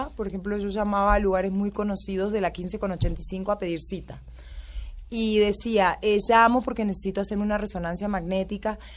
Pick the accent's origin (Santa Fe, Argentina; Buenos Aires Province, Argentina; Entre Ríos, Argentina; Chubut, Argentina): Entre Ríos, Argentina; Concordia; also born or lived in Buenos Aires; now in Bogotá, Colombia; soy de pueblo. Y mm, en el libro cuento mucho de Concordia, de cómo me crié, de, dónde nací, de cómo era mi vida.